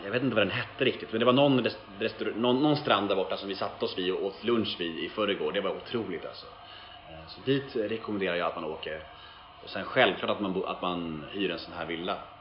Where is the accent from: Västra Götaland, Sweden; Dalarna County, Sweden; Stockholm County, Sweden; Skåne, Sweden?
Stockholm County, Sweden; Stockholm; jag är uppvuxen på Södermalm, eller så är jag född liksom mitt på Södermalm